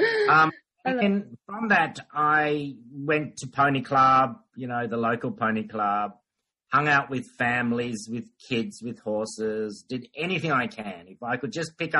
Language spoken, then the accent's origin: English; Port Moresby, National Capital District, Papua New Guinea; now in Australia; I grew up in Papua New Guinea